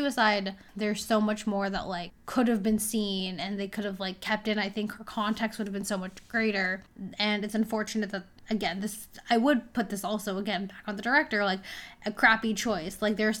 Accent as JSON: {"language": "English", "country": "United States", "said": "I am American."}